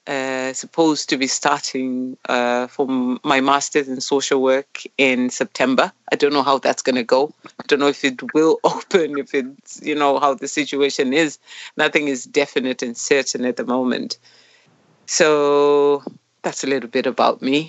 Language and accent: English; Zimbabwe; moved away as an adult; now in Mosney, Ireland; I'm from Zimbabwe originally. I've been here since 2018, August.